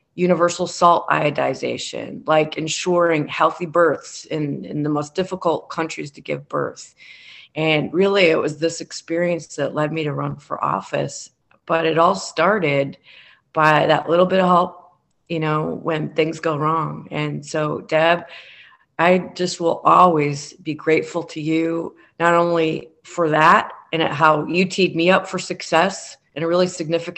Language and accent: English; Michigan City, Indiana, United States; my hometown of Michigan City